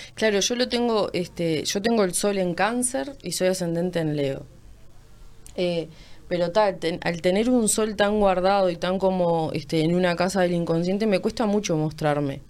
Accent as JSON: {"language": "Spanish", "region": "Montevideo", "country": "Uruguay", "tie": "born or raised there", "said": "toda mi vida viví por ahí"}